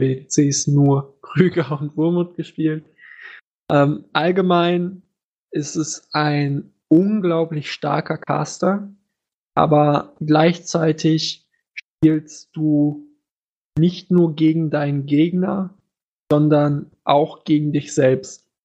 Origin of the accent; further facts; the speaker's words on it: Germany; als Deutscher